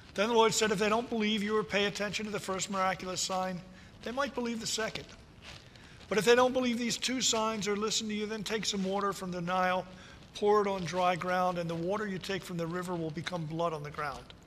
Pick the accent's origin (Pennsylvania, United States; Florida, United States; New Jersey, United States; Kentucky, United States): New Jersey, United States; I'm a South Jersey guy. I grew up in South Jersey